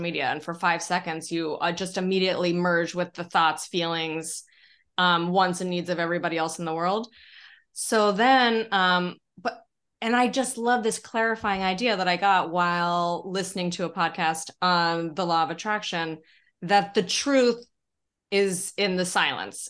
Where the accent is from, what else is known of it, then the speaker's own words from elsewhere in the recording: Denver, Colorado, United States; moved away as an adult; also born or lived in San Francisco; now in New York, United States; I grew up in Colorado